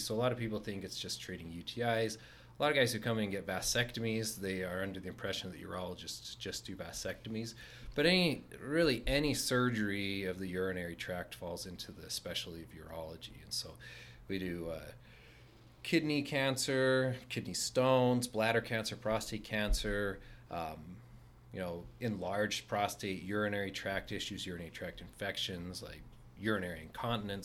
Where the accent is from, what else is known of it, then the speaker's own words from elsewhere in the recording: Layton, Utah, United States; from this area, I grew up in Layton.